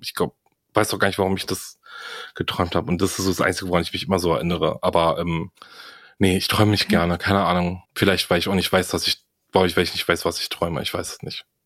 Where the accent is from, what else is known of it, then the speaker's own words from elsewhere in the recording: Greece; das sage ich halt als Grieche